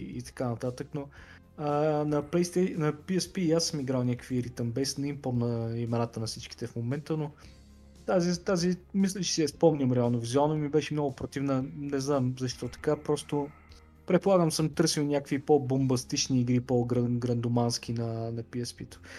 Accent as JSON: {"language": "Bulgarian", "town": "Plovdiv", "region": "Plovdiv Province", "country": "Bulgaria", "also_born_or_lived": "London", "moved": "as an adult", "said": "аз съм от Пловдив"}